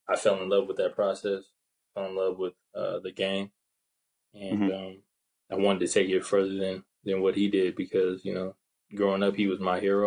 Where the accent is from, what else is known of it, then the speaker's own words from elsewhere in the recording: Seaside, California, United States; moved away as an adult; now in Brisbane, Australia; from Seaside, California